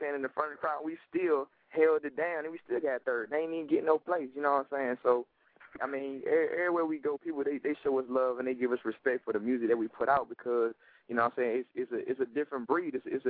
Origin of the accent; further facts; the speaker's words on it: Amelia, Virginia, United States; I'm the country boy, I'm from Amelia.